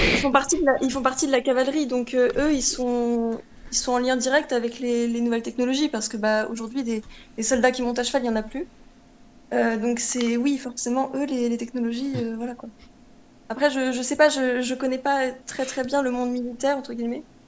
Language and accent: French; Normandy, France; en tant que Normand, je pense que c'est notre région